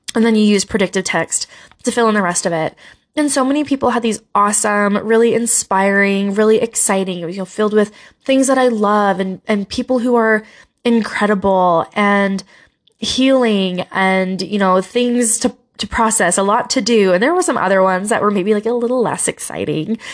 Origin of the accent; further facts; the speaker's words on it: Utah, United States; Utah, my home state